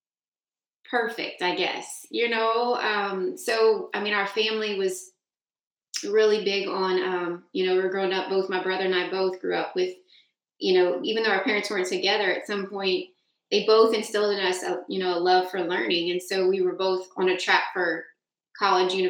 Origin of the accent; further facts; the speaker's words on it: South Louisiana, United States; I'm from and grew up and ended up moving back here to South Louisiana